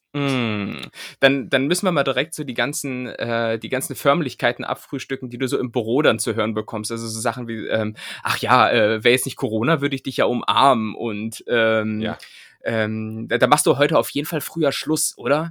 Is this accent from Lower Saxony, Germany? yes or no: yes; near Bad Pyrmont, Lower Saxony, Germany; moved away; ziehe ich jetzt ganz in die Nähe äh, meiner Heimat. Ähm, es geht quasi tatsächlich in den, in den in die Nachbarstadt äh, meines Aufwuchsortes